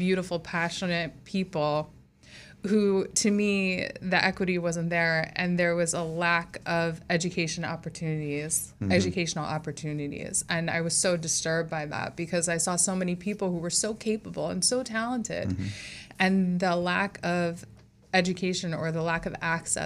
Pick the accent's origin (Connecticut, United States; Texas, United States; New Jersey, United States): New Jersey, United States; also born or lived in Trenton, New Jersey / Hamilton, New Jersey / Lumberton, New Jersey / West Windsor, New Jersey; I'm from New Jersey, born and raised. I was born in Trenton, actually, but raised in South Jersey.